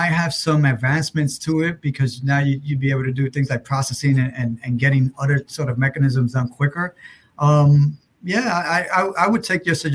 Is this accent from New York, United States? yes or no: yes; New York City, New York, United States; I grew up obviously in New York City